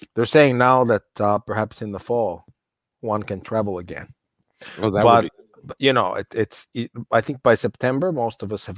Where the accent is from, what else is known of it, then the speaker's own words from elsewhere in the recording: United States; moved away; I grew up in the States. I know the cultural difference well